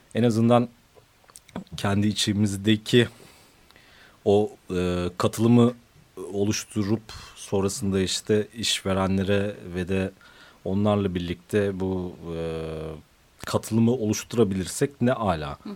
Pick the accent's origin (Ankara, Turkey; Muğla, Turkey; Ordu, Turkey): Ankara, Turkey; now in Istanbul, Turkey; bir Ankaralı olarak